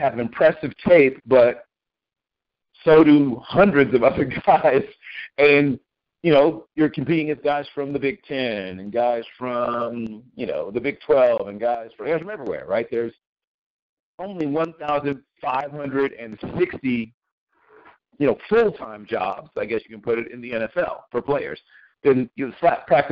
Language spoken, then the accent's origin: English; Norfolk, Virginia, United States; I grew up in Norfolk and Virginia Beach